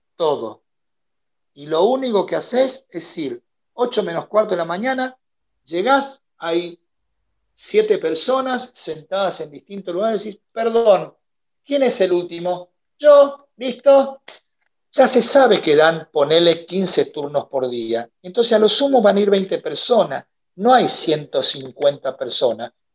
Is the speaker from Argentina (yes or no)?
yes; Argentina; moved away as an adult; also born or lived in Salta, Argentina; now in Santa Catarina, Brazil